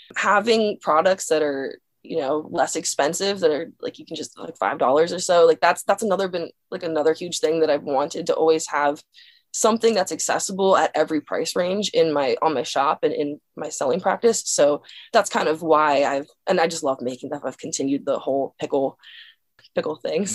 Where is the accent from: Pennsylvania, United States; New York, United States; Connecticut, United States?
Pennsylvania, United States; Dillsburg; My hometown is called Dillsburg, Pennsylvania